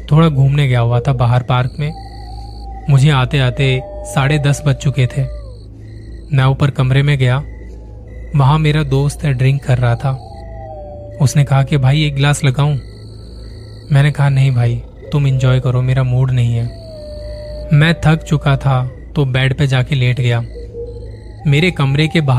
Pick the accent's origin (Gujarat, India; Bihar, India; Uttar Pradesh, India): Uttar Pradesh, India; Ghaziabad; मैं गाजियाबाद का रहने वाला हूँ अभी साल भर पहले पापा की रिटायरमेंट के बाद हमें अपना घर शिफ्ट करना पड़ा